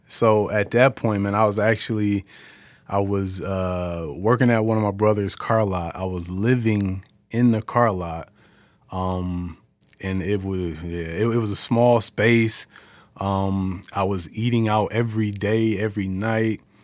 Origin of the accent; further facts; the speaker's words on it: Detroit, Michigan, United States; born and raised in Detroit.